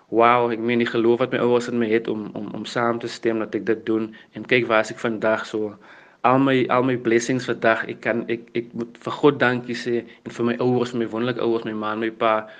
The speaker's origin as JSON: {"language": "Afrikaans", "town": "Worcester", "region": "Western Cape", "country": "South Africa", "tie": "born or raised there", "said": "ek het groot geword in Victoria Park en in Johnson's Park in Woester"}